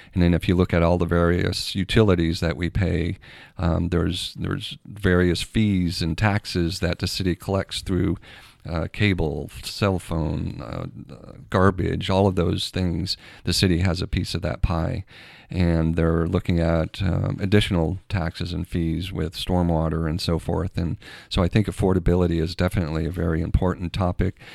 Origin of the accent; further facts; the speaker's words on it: Castleton, Vermont, United States; moved away as an adult; now in Carnation, United States; I grew up in New England and, uh, Vermont